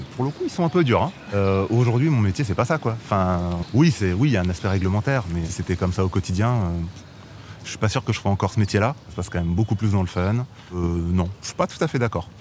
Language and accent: French; Bordeaux, Nouvelle-Aquitaine, France; moved away as an adult; also born or lived in Paris; je suis originaire de Bordeaux.